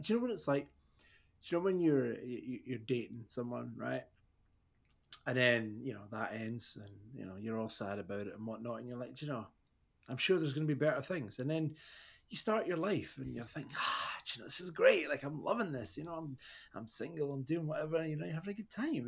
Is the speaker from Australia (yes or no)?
no; Scotland, United Kingdom